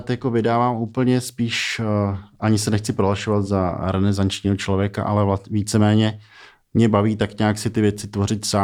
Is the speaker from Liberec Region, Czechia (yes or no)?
yes; Frýdlant, Liberec Region, Czechia; now in Prague, Czech Republic; Narodil jsem se ve Friedlandě, mm-hmm. vlastně kousek od Liberce, taková jako taková obec nebo město vlastně s, eh, s krajinou skvělou